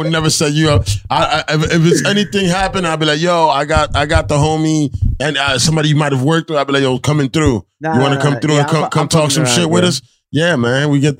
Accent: United States; I'm from America. I don't have an accent, man

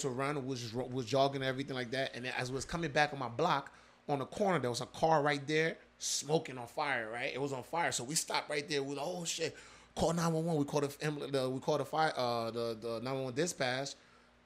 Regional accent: Jersey City, New Jersey, United States; born or raised there; also born or lived in Liberia / Cleveland, Ohio

